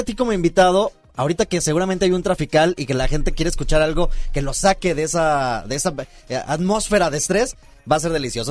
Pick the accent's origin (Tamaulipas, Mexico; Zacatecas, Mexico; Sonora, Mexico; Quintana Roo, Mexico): Sonora, Mexico; moved away; aunque también soy norteño, soy de Sonora